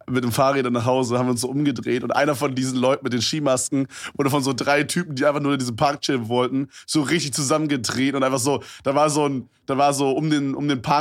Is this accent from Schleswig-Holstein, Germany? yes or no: no; Brandenburg, Germany; die Stadt, wo ich herkomme, ist sowieso super strange.